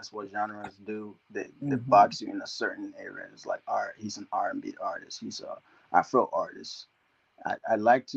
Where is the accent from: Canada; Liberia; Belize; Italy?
Liberia; now in United States; I was born in Liberia, West Africa